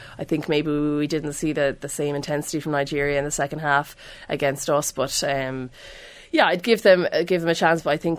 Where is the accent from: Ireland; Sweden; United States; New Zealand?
Ireland